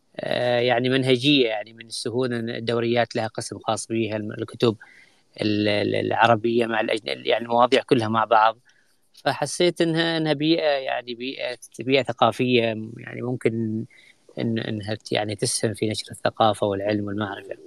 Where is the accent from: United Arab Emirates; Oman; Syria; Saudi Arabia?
Oman; بالنسبة لنا كعمانيين